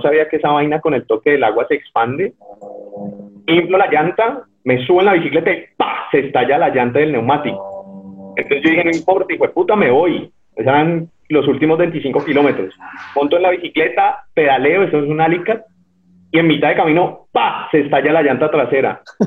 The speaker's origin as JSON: {"language": "Spanish", "town": "Cali", "region": "Valle del Cauca", "country": "Colombia", "tie": "born or raised there", "said": "nací en Cali en el, en el hospital, un hospital que queda frente al, terminal, el hospital público"}